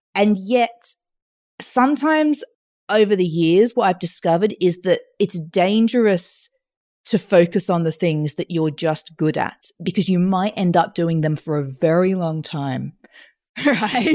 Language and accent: English; Australia; I grew up in Australia speaking French because of my Mauritian mother and my, then I had my British dad